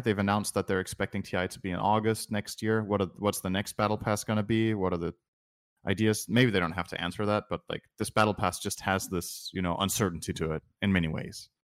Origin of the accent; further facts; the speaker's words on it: Denmark; I'm from Denmark.